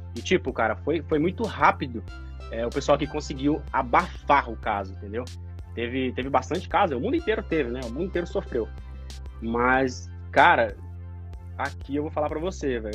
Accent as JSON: {"language": "Portuguese", "region": "Goiás", "country": "Brazil", "also_born_or_lived": "Goiânia", "moved": "yes", "lives_now": "Australia", "said": "da onde eu moro, da onde eu vim, ali em Goiás"}